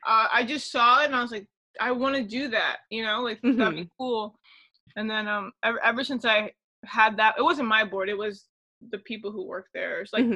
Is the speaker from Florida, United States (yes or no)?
yes; Palm Beach County, Florida, United States; also born or lived in Miami, Florida; I'm from there too.